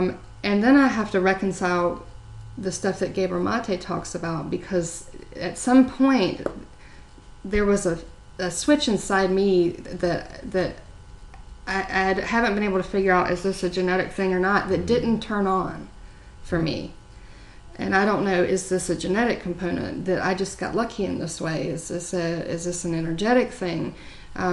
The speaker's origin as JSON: {"language": "English", "town": "Myrtle Beach", "region": "South Carolina", "country": "United States", "tie": "born or raised there", "said": "you know, I grew up in Myrtle Beach."}